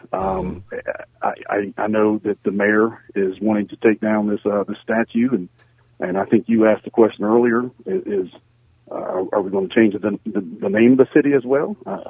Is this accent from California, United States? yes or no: no; Columbus, Ohio, United States; I'm born and raised in Columbus. I am on the police department at Columbus, and I wanted to get back to the community that I grew up